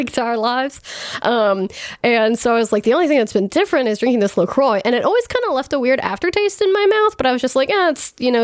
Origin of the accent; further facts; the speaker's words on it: Indiana, United States; growing up in Indiana